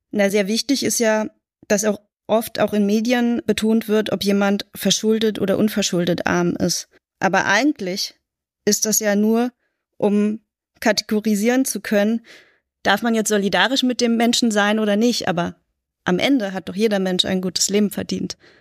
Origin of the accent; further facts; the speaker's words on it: Berlin, Germany; Ich bin in West-Berlin aufgewachsen